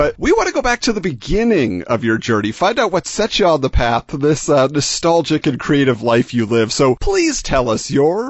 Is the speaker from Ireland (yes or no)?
no; California, United States; I'm from California